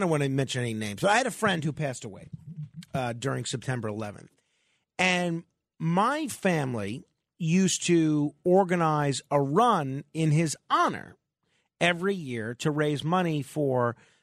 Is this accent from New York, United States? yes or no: yes; New York City, New York, United States; born or raised there